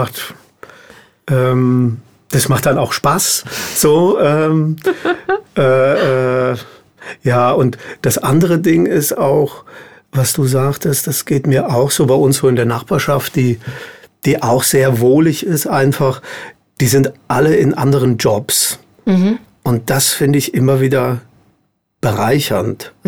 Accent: Hesse, Germany; also born or lived in near Darmstadt; ich bin in Hessen aufgewachsen

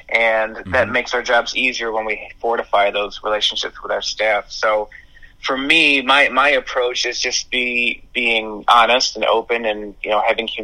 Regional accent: Buffalo, New York, United States; moved away as an adult; now in Westchester, United States; born and raised in Buffalo. I've been there my entire life, and just recently moved down to Westchester.

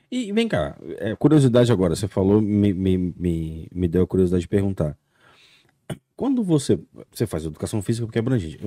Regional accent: Conselheiro Pena, Minas Gerais, Brazil; now in United States; eu sou natural de uma cidade chamada Conselheiro Pena

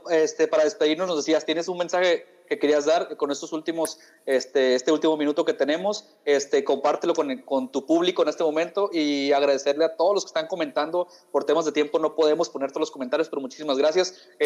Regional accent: Mexico; los mexicanos somos más marcianos que todos los demás

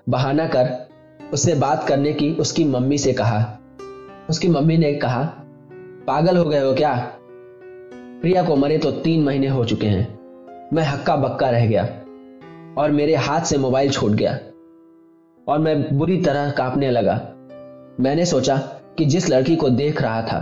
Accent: Uttar Pradesh, India; और मैं उत्तर प्रदेश का रहने वाला हूं

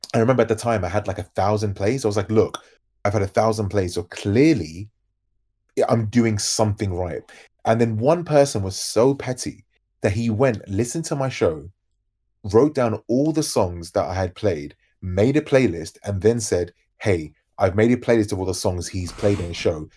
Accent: London, United Kingdom; as you can probably tell by my accent, I'm from London.

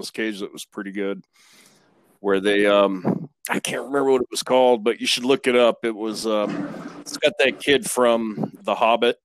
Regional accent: San Joaquin Valley, California, United States; moved away as an adult; also born or lived in Colorado / Salt Lake City, Utah; now in Utah, United States; I'm from that middle part that kind of sucks, the San Joaquin Valley.

